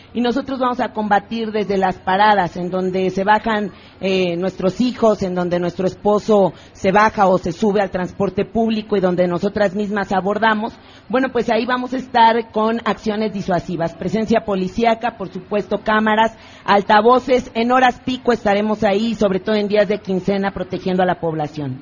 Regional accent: Mexico City, Mexico; nací en Iztapalapa, en el pueblo de San Lorenzo Tezonco

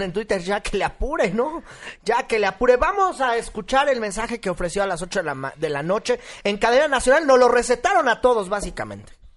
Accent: Mexico; como mexicanos

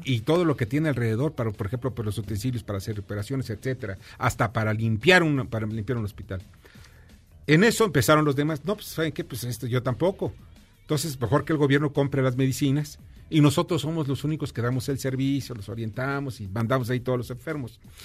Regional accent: Mexico

